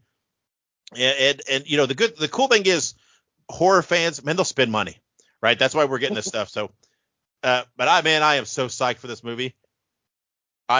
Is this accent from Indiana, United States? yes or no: yes; Indiana, United States; I grew up in Indiana, on WTTV4 out of Indianapolis